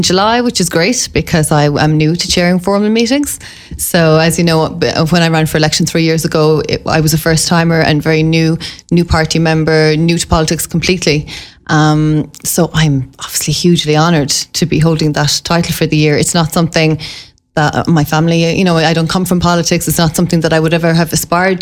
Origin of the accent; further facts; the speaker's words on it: Limerick, Munster, Ireland; I'm a Carradhaven woman. So Carradhaven was quite new, obviously 60s and 70s. It was a new suburb in Limerick.